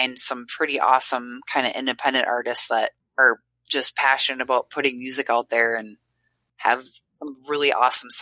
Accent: Minnesota, United States; accent: Minnesotan; I sounded so Minnesotan just then

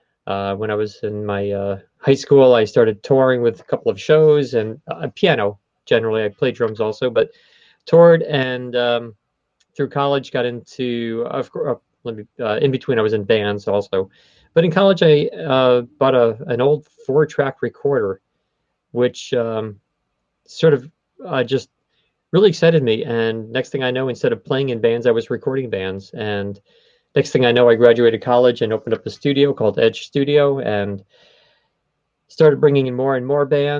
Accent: New York City, New York, United States; I'm from Queens

